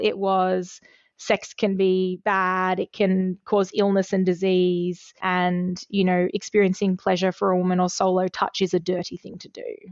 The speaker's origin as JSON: {"language": "English", "country": "Australia", "tie": "born or raised there", "said": "as a fifteen-year-old girl growing up in Australia"}